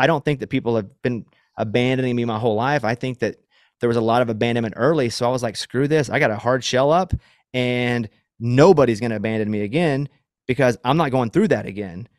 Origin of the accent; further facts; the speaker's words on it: Arkansas, United States; moved away; where I grew up in Arkansas where there's a lot of woods